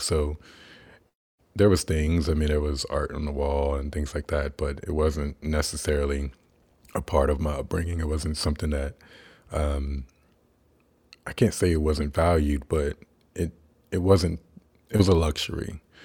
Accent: Kansas, United States; I was born in Kansas

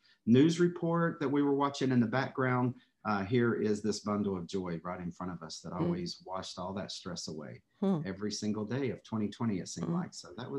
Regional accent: North Carolina, United States; accent: drawl; So I was born and raised in North Carolina.

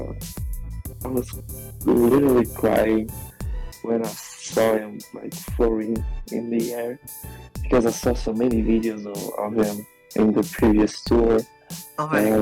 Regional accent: Portugal; I'm from Portugal, and I'm 22.

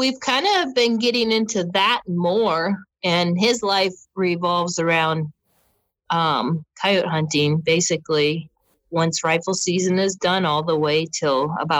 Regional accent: Wisconsin, United States; moved away; growing up in Wisconsin

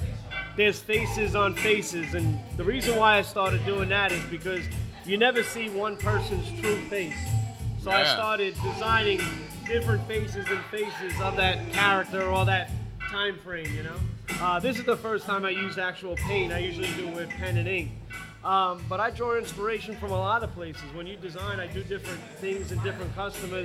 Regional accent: Brentwood, New York, United States; now in West Babylon, United States; I'm from Brentwood, Long Island. And now I live in West Babylon, Long Island

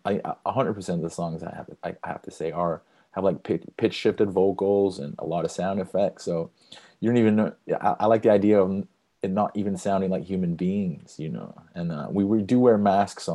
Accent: Brazil; moved away; I'm from Brazil

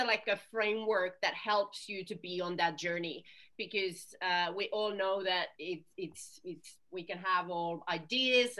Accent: Finland; now in United Kingdom; I'm originally from Finland, so I listen to Finnish tango

